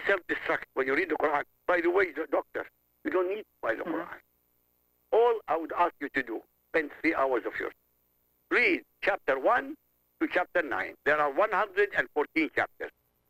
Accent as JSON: {"language": "English", "country": "Iraq", "moved": "yes", "said": "I come from Iraq."}